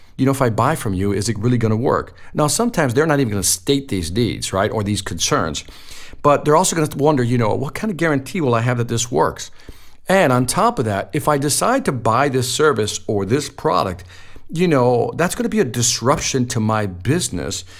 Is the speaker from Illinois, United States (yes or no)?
yes; Chicago, Illinois, United States; You know, I'm from Chicago. I'm from the inner city.